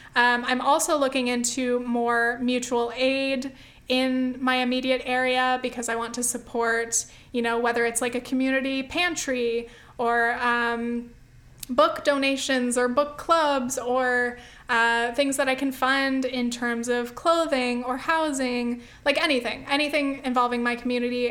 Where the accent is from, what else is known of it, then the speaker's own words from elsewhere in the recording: Southern California, United States; I grew up in California, Southern California